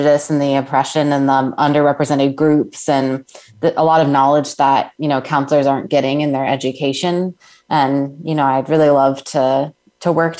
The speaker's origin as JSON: {"language": "English", "town": "Winter Springs", "region": "Florida", "country": "United States", "tie": "born or raised there", "said": "I did grow up in Florida. I grew up in Winter Springs"}